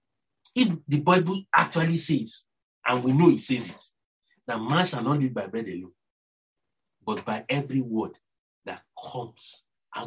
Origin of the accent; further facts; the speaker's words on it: Nigeria; accent: Nigerian; my Nigerian accent